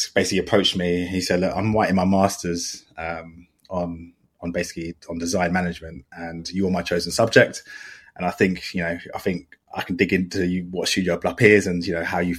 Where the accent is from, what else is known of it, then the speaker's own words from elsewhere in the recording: London, United Kingdom; also born or lived in Southampton; from London